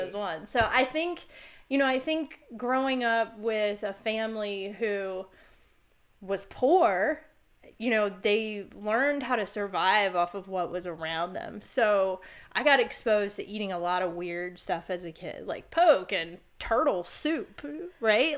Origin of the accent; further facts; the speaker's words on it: Virginia, United States; moved away; also born or lived in Oregon / Arizona; I grew up in Virginia